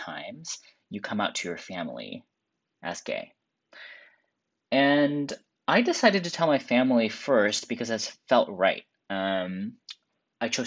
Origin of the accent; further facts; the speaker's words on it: Seattle, Washington, United States; I grew up in Seattle, and I never came out public in high school